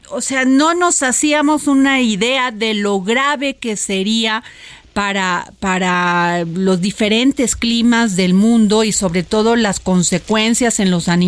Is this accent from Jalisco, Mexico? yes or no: yes; Atotonilco el Alto, Jalisco, Mexico; yo soy de Jalisco.